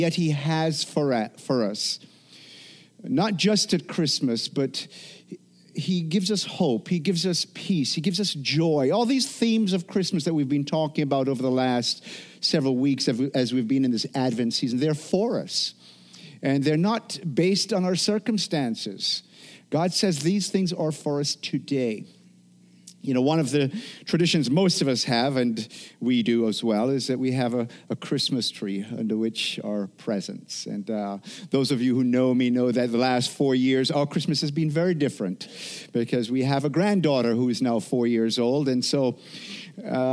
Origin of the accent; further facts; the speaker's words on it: Jamaica; moved away; From growing up in Jamaica